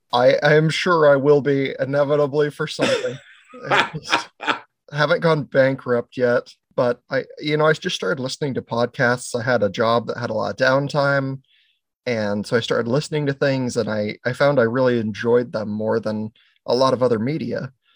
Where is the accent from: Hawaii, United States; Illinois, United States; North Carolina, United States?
Hawaii, United States; Maui; also born or lived in Oregon; now in Pacific Northwest, United States; I was born in Oregon, but I was raised in Hawaii